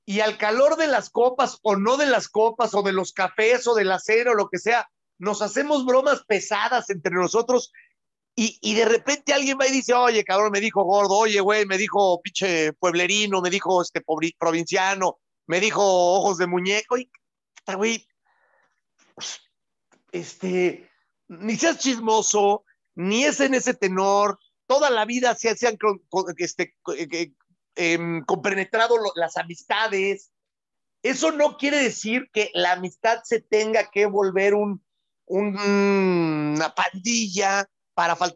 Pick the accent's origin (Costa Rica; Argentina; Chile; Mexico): Argentina; porque ya somos todos argentinos y sudamericanos